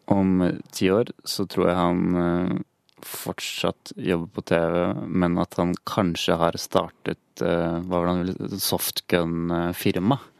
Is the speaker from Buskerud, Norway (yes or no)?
yes; Hønefoss, Buskerud, Norway; vi er begge fra Hønefoss, og vi gikk på barneskolen sammen.